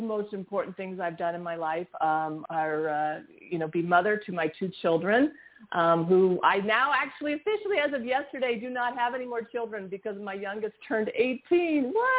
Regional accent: Los Angeles, California, United States; also born or lived in New York; my family moved here when

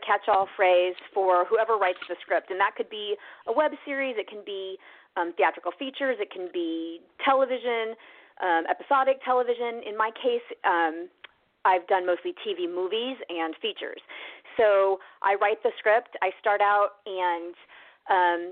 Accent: Lincoln, Nebraska, United States; moved away as an adult; also born or lived in Los Angeles, California; I grew up in Nebraska, and we lived all over, actually. My dad sold insurance, and so we moved every year until I was 9 years old. Finally stopped in Lincoln, so I kind of grew up there, and went to high school there

